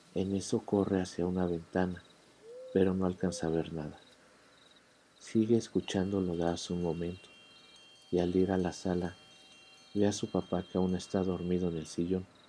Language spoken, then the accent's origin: Spanish; Mexico City, Mexico; en una parte de mi infancia viviendo en la Ciudad de México